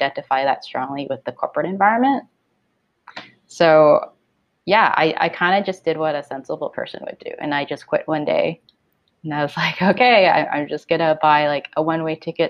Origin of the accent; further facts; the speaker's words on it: Toronto, Ontario, Canada; also born or lived in Hong Kong; I was born in Hong Kong, but I grew up here in Toronto